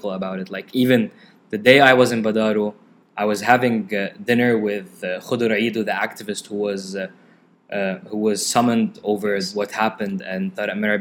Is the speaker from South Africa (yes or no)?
no; South Lebanon, Lebanon; I grew up in the South